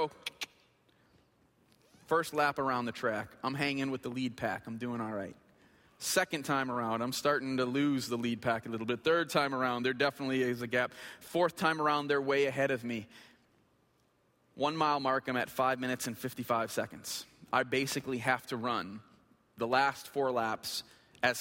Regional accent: Flint, Michigan, United States; I grew up in Flint. I went to Flint Northern High School

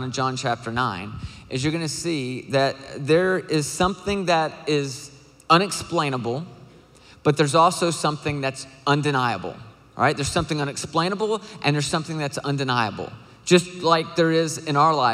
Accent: Nashville, Tennessee, United States; I am from Nashville, Tennessee.

